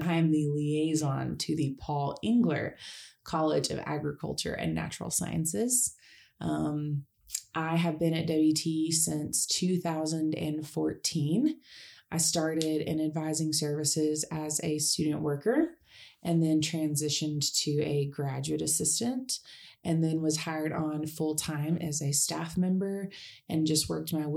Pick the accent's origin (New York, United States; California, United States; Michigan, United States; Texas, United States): Texas, United States; Tahoka; also born or lived in Lubbock, Texas / Canyon, Texas; Originally, I'm from a small town of Tahoka, Texas, 30 miles south of Lubbock.